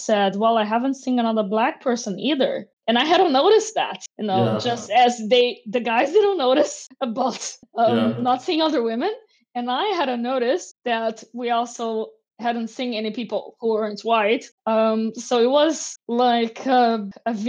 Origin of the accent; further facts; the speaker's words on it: Niterói, Rio de Janeiro, Brazil; English is a second language; moved away; also born or lived in France; I was raised in Niterói, which is, you know, next to São Gonçalo